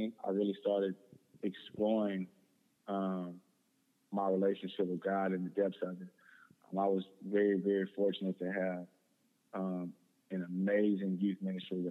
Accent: Houston, Texas, United States; just grew up in Houston area, like you said. I went to Klein Forest High School out here on the northwest side of Houston

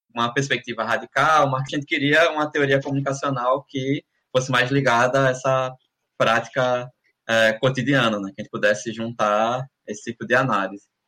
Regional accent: Alagoas, Brazil; eu passei no concurso para ser professor aqui da Universidade Federal de Alagoas, eu sou daqui de, de Marcel mesmo

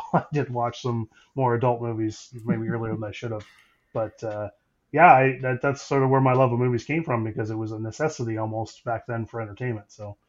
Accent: Wolfe Island, Ontario, Canada; I grew up on Wolf Island, so there wasn't a whole lot of TV.

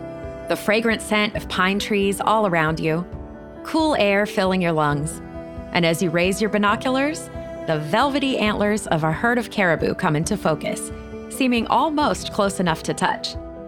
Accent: Florida, United States; being a Floridian

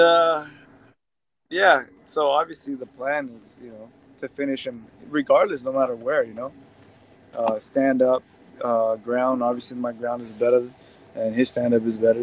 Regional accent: United States; first generation born in the United States, but have you know uh, immigrant parents

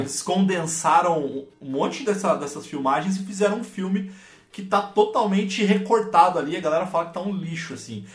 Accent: Santo André, São Paulo, Brazil; sou de Santo André, São Paulo

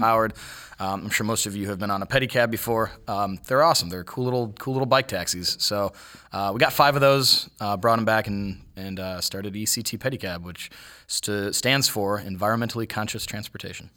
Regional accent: Cuyahoga Falls, Ohio, United States; moved away as an adult; also born or lived in Las Vegas / San Diego; now in Columbus, United States; I came down here from Cuyahoga Falls, Ohio, which is a little bit, little bit south of Cleveland.

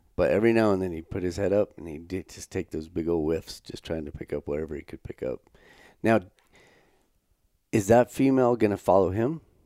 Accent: United States; now in Canada; we're from Wyoming, Colorado

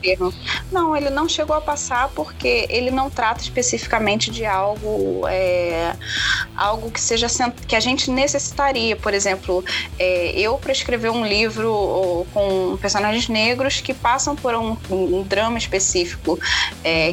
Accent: Rio de Janeiro, Brazil; eu sou carioca

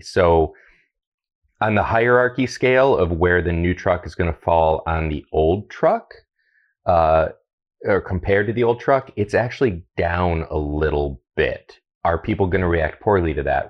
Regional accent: Toledo, Ohio, United States; also born or lived in Seattle; Growing up in Toledo

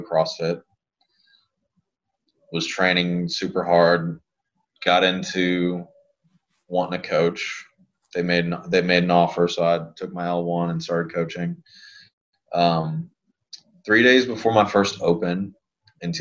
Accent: Lafayette, Louisiana, United States; So I grew up in Lafayette. That's where I'm from. That's where I was born and raised.

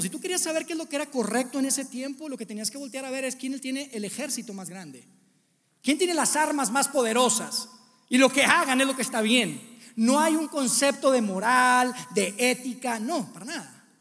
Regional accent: Monterrey, Nuevo León, Mexico; moved away as an adult; now in Mexico City, Mexico; nosotros somos de Monterrey, yo y mi familia, y nos vinimos para acá

